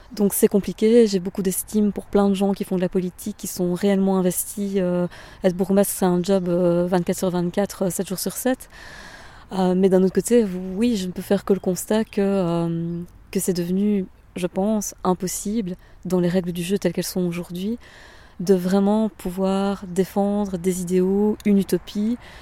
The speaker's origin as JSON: {"language": "French", "town": "Bernissart", "region": "Wallonia", "country": "Belgium", "tie": "born or raised there", "also_born_or_lived": "Liège / Brussels", "moved": "as an adult", "lives_now": "Walloon Brabant, Belgium", "said": "Ma région d'origine, c'est euh, donc euh, Bernissa, c'est un, petit village entre Tournai et Mons"}